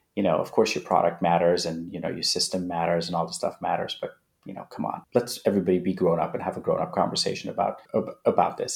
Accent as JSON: {"language": "English", "town": "Manhattan Beach", "region": "California", "country": "United States", "tie": "born or raised there", "also_born_or_lived": "Afghanistan / India / Netherlands", "said": "some kid that I grew up with in Manhattan Beach"}